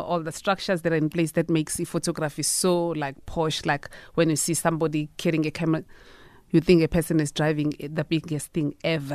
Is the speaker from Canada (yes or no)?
no; South Africa; as a South African citizen